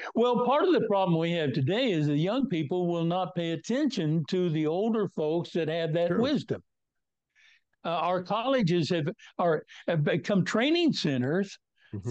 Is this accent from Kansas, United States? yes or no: yes; Northwest Kansas, United States; I was born and raised in Northwest Kansas in a very strong Christian environment.